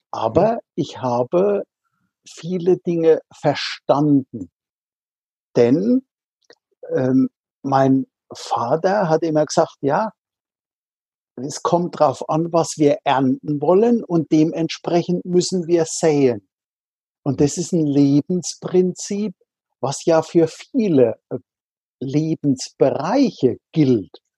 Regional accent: Rhineland-Palatinate, Germany; Also ich bin in der Südpfalz an der Weinstraße aufgewachsen. Also äh, einem Landstrich, was andere gerne als das Paradies bezeichnen

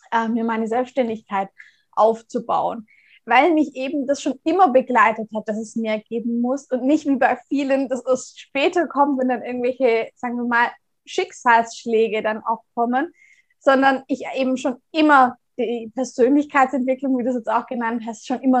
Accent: Baden-Württemberg, Germany; Ich komme gebürtig aus dem Raum Tübingen, also aus einem kleinen Ort in der Nähe

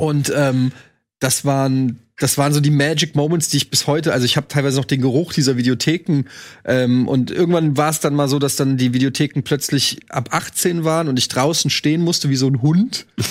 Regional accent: Frankfurt, Hesse, Germany; Ich bin 78 geboren, also ich war quasi als dieses ganz, als das rübergeschwappt ist, Coca-Cola, dann in Frankfurt

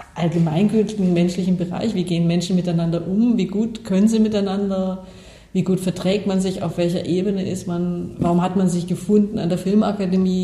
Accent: Bavaria, Germany; moved away; ich komme aus Bayern

